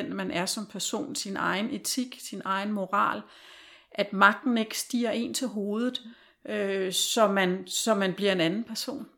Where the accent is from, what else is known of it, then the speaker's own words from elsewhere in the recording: Denmark; moved away; also born or lived in Norway; som dansker.